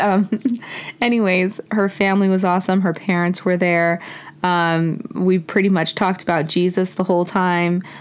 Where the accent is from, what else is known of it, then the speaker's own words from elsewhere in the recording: Mexico; moved away; I was born in Mexico